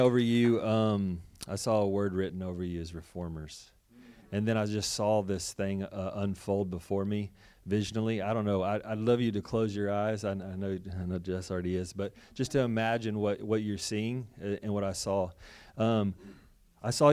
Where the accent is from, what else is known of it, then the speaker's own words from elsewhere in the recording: Texas, United States; moved away as an adult; from Texas